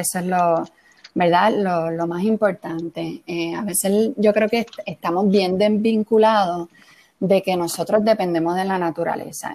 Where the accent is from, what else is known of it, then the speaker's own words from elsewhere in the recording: Puerto Rico; como puertorriqueños